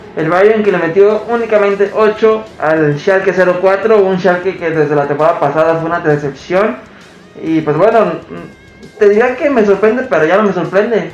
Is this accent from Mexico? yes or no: yes; Mexico